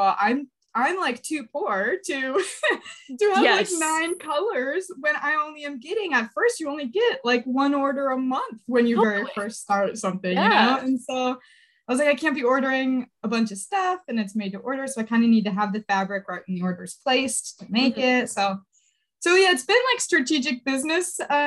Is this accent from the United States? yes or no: yes; Fort Wayne, Indiana, United States; I'm from Fort Wayne, Indiana, which is like Northeast